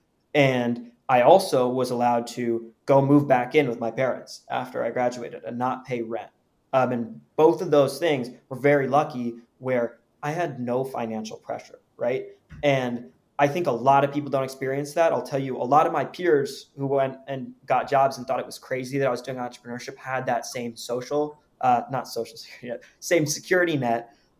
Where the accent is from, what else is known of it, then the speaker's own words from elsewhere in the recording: Palo Alto, California, United States; I'm from Palo Alto, California. And that's where I've lived since from third grade up until I went off to college